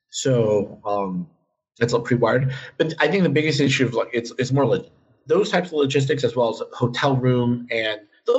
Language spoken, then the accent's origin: English; New York, United States; as a New Yorker